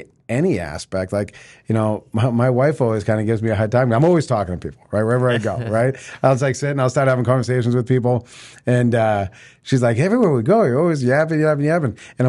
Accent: North Andover, Massachusetts, United States; What's funny is I grew up in North Andover.

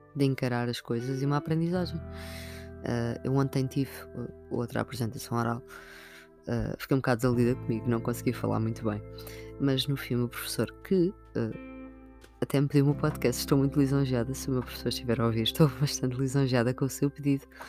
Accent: Sintra, Lisbon, Portugal; eu sou de Sintra

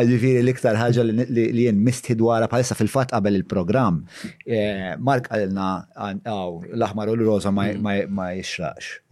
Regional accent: Malta; għandna aħna bħala Maltin

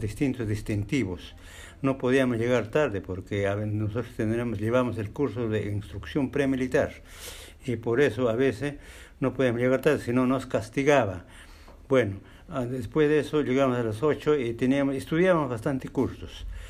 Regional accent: Jauja, Junín, Peru; moved away as an adult; yo soy de la provincia de Jauja. En las épocas del año 1965 empecé el colegio

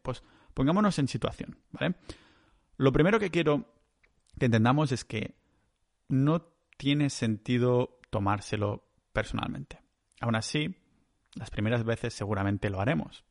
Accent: Catalonia, Spain; soy un catalán

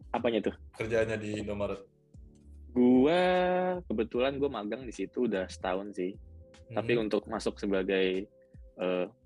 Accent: Jakarta, Indonesia; also born or lived in East Java; enggak, gue orang Jakarta. Gue sempet SMP di Jawa Timur setahun.

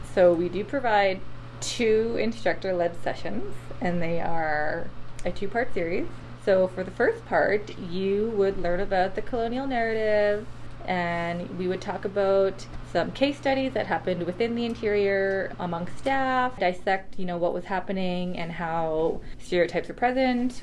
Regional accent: Saskatoon, Saskatchewan, Canada; moved away; I'm from Saskatoon, Saskatchewan

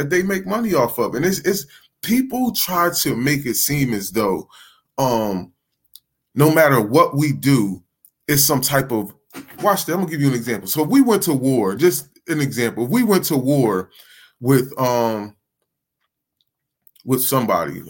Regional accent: New Jersey, United States; I'm from New Jersey

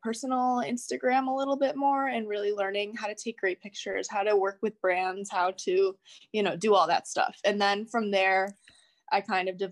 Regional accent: Rochester, New York, United States; I'm from Rochester, New York, which is upstate New York

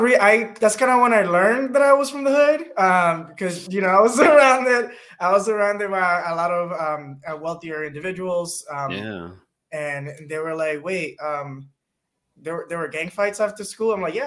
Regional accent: Passaic, New Jersey, United States; also born or lived in Dominican Republic; did half of high school in the Dominican Republic, and I finished high school in New Jersey. Okay. I grew up in Passaic, New Jersey, which is the hood, for lack of better words.

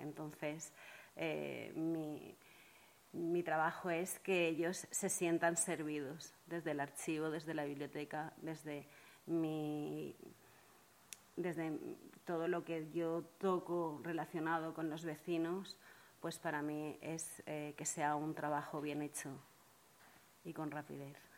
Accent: Monóvar, Valencian Community, Spain; ser la pregonera de mi pueblo

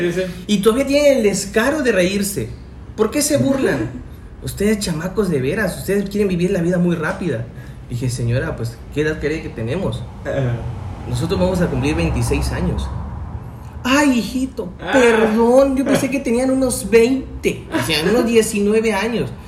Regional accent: Tuxtla Gutiérrez, Chiapas, Mexico; soy de Tuxtla Gutiérrez

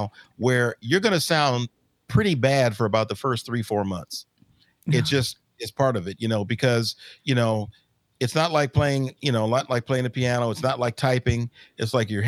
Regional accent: Los Angeles, California, United States; Grew up in South Central Los Angeles.

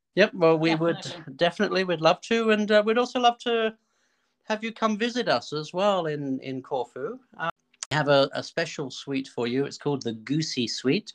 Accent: Australia; moved away; where I grew up in Australia

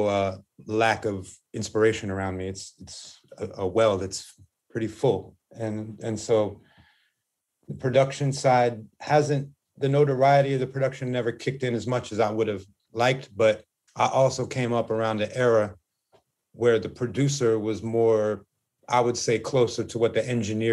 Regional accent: Los Angeles, California, United States; also born or lived in Hollywood / Santa Monica; I moved with my mom to where she can afford. And that was Venice

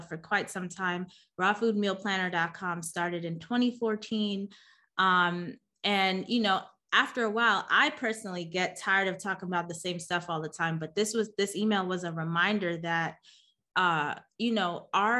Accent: New York City, New York, United States; moved away; also born or lived in Chicago; I'm born and raised in Queens, New York.

